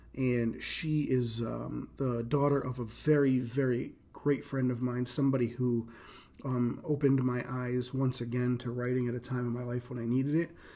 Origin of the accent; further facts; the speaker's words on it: Rhode Island, United States; accent: East Coast; now in Indiana, United States; I grew up in Rhode Island